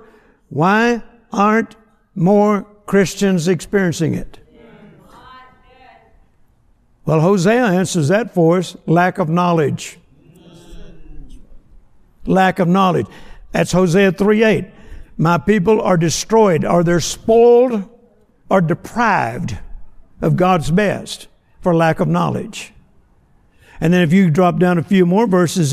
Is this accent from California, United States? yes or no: no; Vicksburg, Mississippi, United States; I was born in Vicksburg, Mississippi on a farm that my granddad had